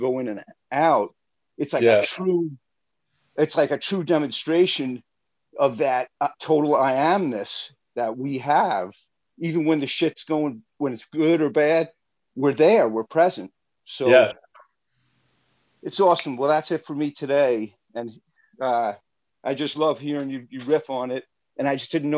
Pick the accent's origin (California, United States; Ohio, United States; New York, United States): New York, United States; Rockville Centre; now in Long Island City, United States; I'm originally from Rottweil Center.